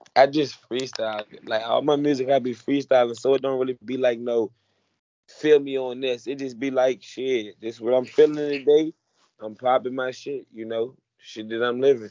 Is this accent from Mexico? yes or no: no; Richmond, Virginia, United States; also born or lived in Baltimore, Maryland; I grew up in Richmond